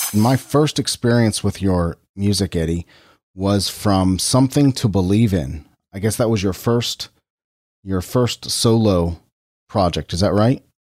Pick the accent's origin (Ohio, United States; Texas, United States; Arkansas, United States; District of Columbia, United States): Ohio, United States; Cincinnati; Originally from my hometown, Cincinnati, Ohio